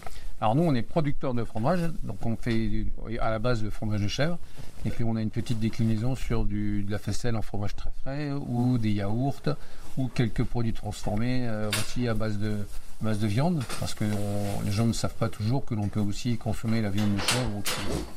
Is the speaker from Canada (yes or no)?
no; Vitry-le-François, Grand Est, France; also born or lived in Reims; je suis un gars du coin, oui, je suis né à Reims, j'ai grandi à Vitry-le-François